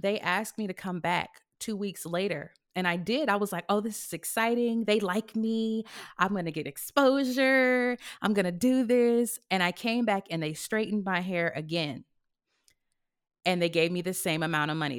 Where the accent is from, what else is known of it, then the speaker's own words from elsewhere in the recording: California, United States; also born or lived in Houston; now in Los Angeles, United States; I came from Houston, even though I'm from California